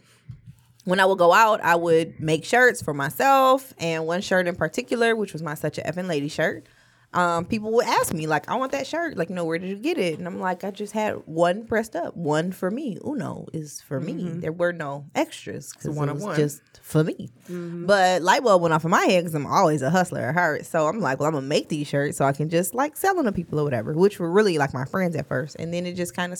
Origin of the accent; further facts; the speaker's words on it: Ferndale, Michigan, United States; I'm from Ferndale, yeah. And I'm a Ferndale High School graduate.